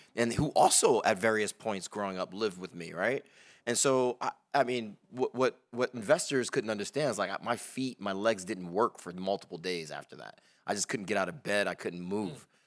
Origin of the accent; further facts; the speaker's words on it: Bridgeport, Connecticut, United States; moved away as an adult; now in Baltimore, United States; I grew up in Bridgeport, Connecticut. You know, I'm not from Baltimore